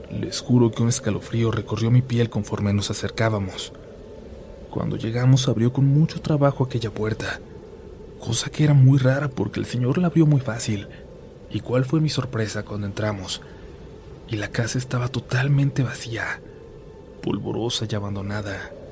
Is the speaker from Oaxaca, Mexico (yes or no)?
no; Cuernavaca, Morelos, Mexico; Yo soy de Cuernavaca, Morelos, y nos tocaba encuestar una colonia que conectaba con otro municipio del estado.